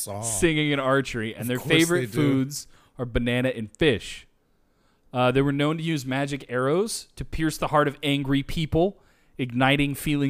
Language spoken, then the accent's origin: English; Humptulips, Washington, United States; I'm originally from Hump Tulip.